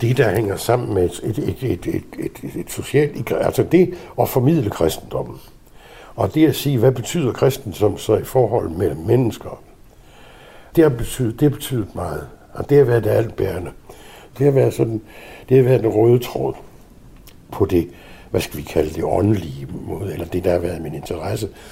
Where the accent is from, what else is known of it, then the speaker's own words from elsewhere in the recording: Southern Jutland, Southern Denmark, Denmark; moved away; voksede jeg op i Sønderjylland. I en lille bitte landsby, pokker i vold, uden for landslovret